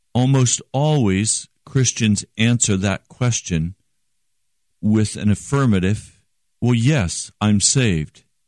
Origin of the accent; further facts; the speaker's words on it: United States; I'm an American